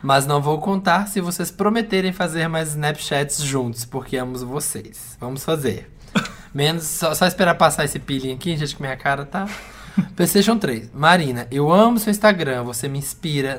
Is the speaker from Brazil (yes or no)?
yes; Minas Gerais, Brazil; como bom mineiro que sou